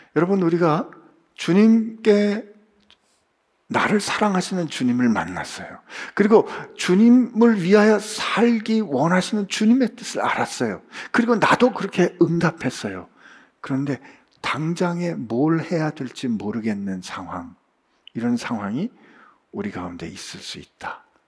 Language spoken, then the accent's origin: Korean; South Korea; 제가 한국에서 왔다 그랬더니